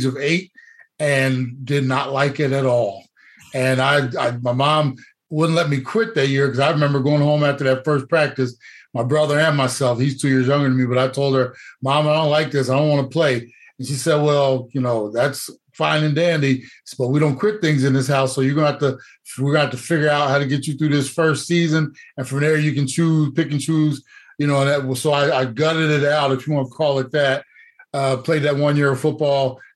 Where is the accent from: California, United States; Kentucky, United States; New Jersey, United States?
New Jersey, United States; moved away as an adult; also born or lived in Atlanta; now in Arizona, United States; I am a native, born and raised of New Jersey